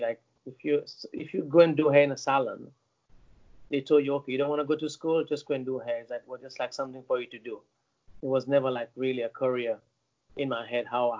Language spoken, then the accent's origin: English; Seychelles; also born or lived in Italy / London / New York; now in Miami, United States; I'm from Seychelles, which is a small island in the Indian Ocean